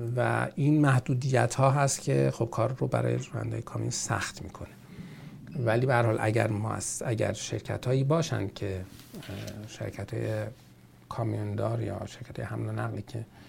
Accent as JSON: {"language": "Persian", "country": "Iran", "moved": "yes", "lives_now": "Canada", "said": "ما ایرانی هستیم"}